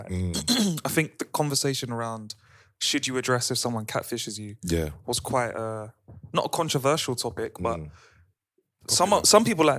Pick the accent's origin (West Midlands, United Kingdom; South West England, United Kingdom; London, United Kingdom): London, United Kingdom; as a Londoner